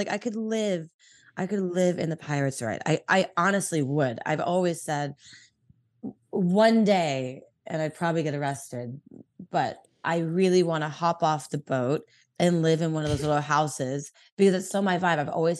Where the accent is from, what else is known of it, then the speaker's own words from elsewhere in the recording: California, United States; Here in Orange County.